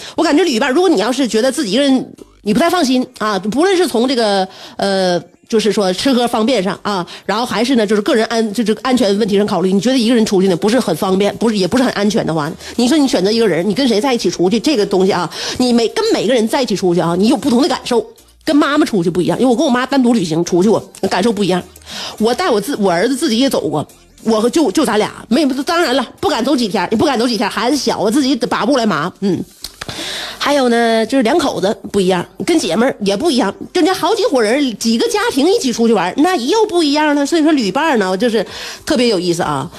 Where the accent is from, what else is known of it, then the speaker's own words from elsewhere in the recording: China; 我们本身来自于一个烤串儿大国